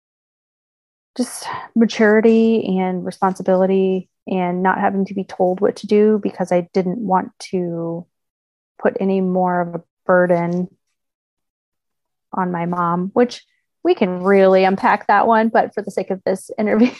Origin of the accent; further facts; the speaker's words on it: Kentucky, United States; moved away as an adult; also born or lived in Virginia; now in Indiana, United States; I was born in Virginia, grew up in Kentucky, moved to Indiana with my husband.